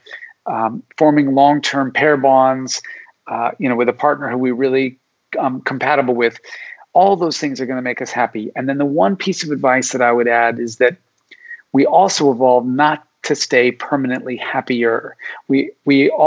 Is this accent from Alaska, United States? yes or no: yes; Alaska, United States; I was born in Alaska